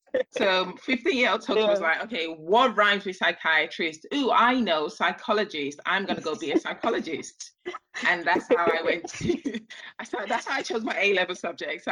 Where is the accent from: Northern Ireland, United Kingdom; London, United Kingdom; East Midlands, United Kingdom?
London, United Kingdom; also born or lived in Nigeria; I was born right here in London, and my mom had this brilliant idea of taking me back to Nigeria as a baby, where I spent my early formative years and never ever acclimatized back to British weather or British food, even though I've lived in England most of my life. Returned to London when I was about 9